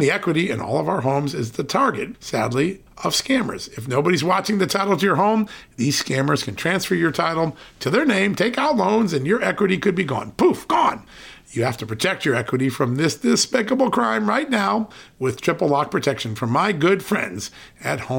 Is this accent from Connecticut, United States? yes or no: yes; Connecticut, United States; I grew up in Connecticut and traveled to the city often.